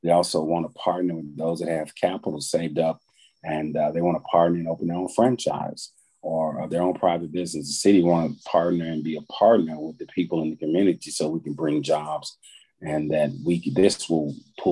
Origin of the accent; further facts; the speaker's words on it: Dallas, Texas, United States; I'm from Dallas.